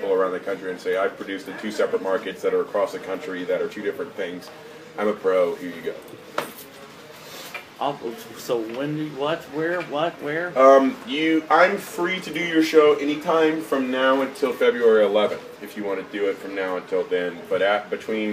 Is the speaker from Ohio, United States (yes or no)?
no; Georgia, United States; also born or lived in Savannah; now in Portland, United States; I'm from Georgia